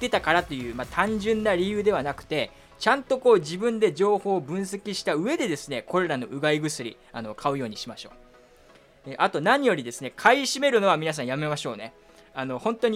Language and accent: Japanese; Saga, Japan; 僕も桃子もあの2人とも佐賀出身っていうのもあってですね